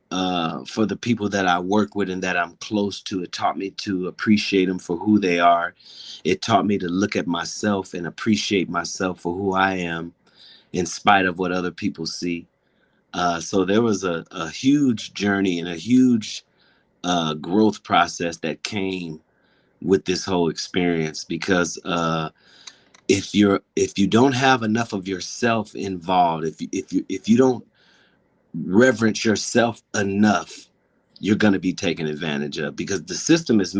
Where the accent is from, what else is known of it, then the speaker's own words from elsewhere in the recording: Pasadena, California, United States; as we grew up in Pasadena